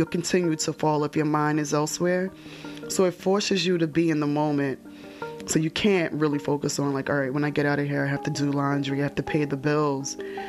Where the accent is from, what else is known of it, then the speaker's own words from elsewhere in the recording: Jersey City, New Jersey, United States; I grew up in Jersey City